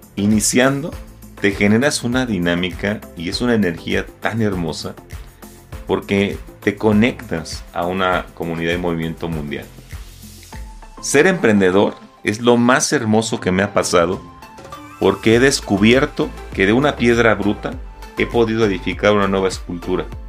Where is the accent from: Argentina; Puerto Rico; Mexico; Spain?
Mexico; nos ha hecho tanto daño como mexicanos